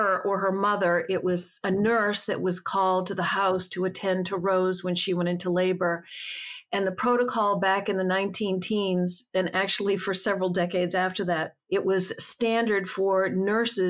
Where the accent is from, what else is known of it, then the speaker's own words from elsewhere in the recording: New England, United States; also born or lived in Boston; I grew up in New England